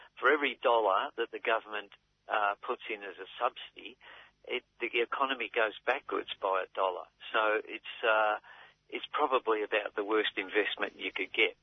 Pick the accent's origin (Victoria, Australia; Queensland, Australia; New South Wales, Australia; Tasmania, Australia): Victoria, Australia; Melbourne; I grew up in South Melbourne uh, when it was a slum